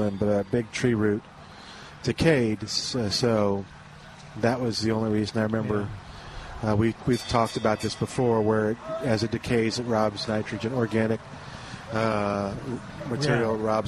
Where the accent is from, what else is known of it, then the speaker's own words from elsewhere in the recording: Louisiana, United States; I'm from Louisiana